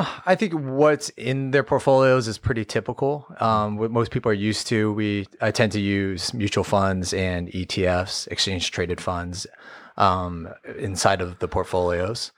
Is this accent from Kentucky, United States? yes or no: no; Fresno, California, United States; born and raised in Fresno, never, never left